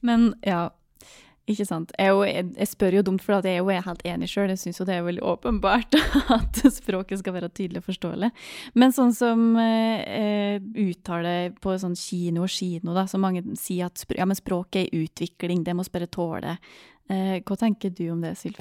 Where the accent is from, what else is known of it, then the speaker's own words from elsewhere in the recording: Gudbrandsdalen, Innlandet, Norway; der jeg kommer fra